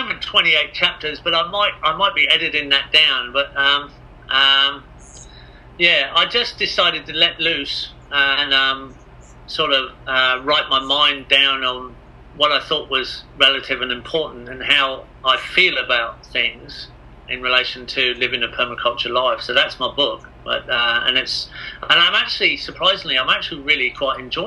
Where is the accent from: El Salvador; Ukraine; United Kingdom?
United Kingdom; England; I am English